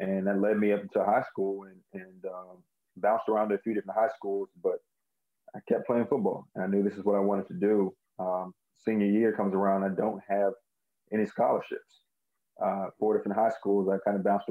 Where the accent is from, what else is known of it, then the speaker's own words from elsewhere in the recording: Maryland area, United States; I grew up in the Maryland area